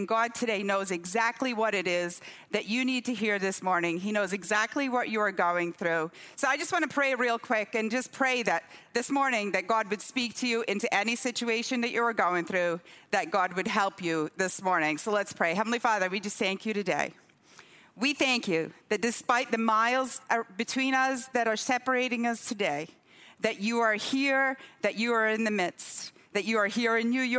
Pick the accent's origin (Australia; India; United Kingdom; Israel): United Kingdom; Scotland; moved away as an adult; also born or lived in Durham; I was born on your side of the Atlantic. I was born in Durham. Okay, when I was four, my parents moved up to the northeast of Scotland to a tiny village there.